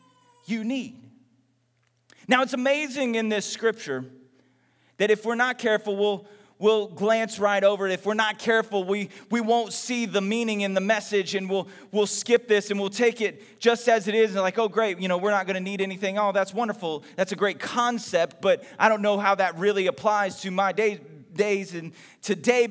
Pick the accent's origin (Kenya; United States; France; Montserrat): United States; Texas; when I was growing up in Texas